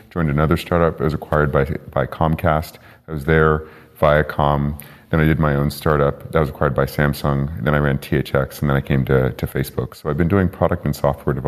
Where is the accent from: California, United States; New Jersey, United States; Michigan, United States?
California, United States; Bay Area; I'm from the Bay Area